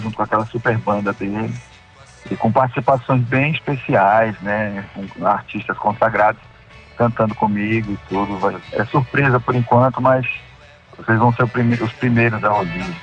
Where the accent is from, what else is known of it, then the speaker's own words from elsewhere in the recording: Pará, Brazil; a minha família toda é do Nordeste, como você bem disse, minha família toda, né? Paraíba, Ceará, e eu só nasci no Pará